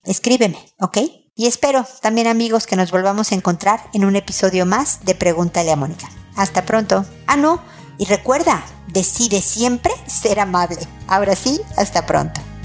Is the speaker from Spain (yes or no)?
no; Mexico; moved away as an adult; also born or lived in United States; now in Chile; Ya no vivo en Estados Unidos, ahora vivo en Chile y soy mexicana